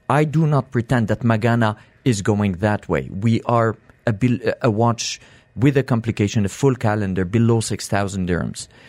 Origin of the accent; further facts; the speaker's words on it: Morocco; accent: French; now in United Arab Emirates; I'm from Morocco